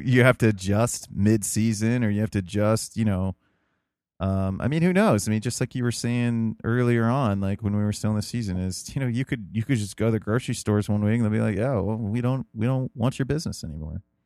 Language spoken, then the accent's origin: English; United States; as an American